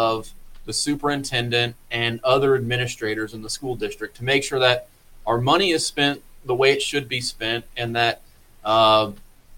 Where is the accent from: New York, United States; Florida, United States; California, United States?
Florida, United States; moved away as an adult; also born or lived in Washington, D.C.; now in Missouri, United States; I'm originally from Florida. Moved up to Washington, D.C. in 2006